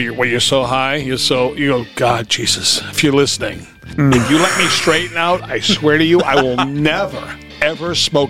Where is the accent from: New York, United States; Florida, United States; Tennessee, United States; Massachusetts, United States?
Massachusetts, United States; Somerville; We were from Somerville, and anybody out there knows this is Boston.